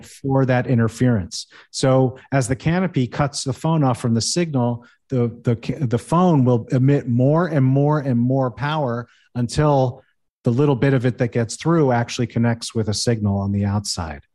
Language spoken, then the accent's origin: English; United States; moved away; also born or lived in Manhattan, New York City; I grew up right outside New York City. I lived in New York City, in Manhattan for seven years